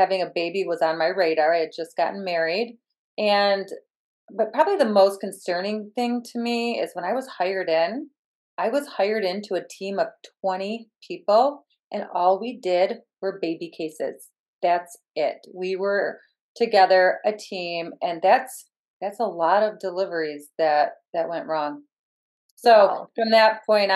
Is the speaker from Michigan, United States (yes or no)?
yes; Michigan, United States; I am from Michigan